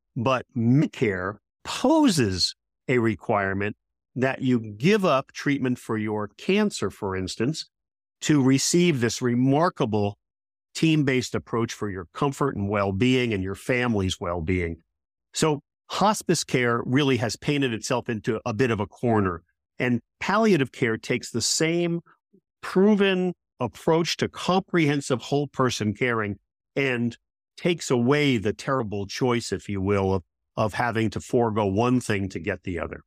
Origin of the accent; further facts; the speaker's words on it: United States; I am an American